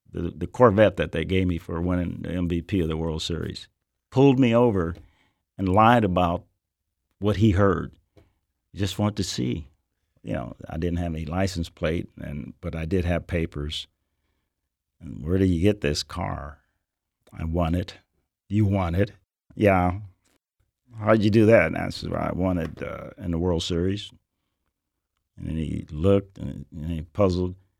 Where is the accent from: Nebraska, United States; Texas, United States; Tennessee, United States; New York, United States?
Nebraska, United States; I'm from Nebraska